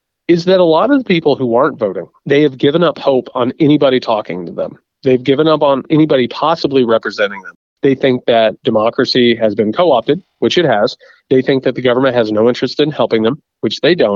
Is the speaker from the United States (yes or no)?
yes; Indiana, United States; Indiana, my home state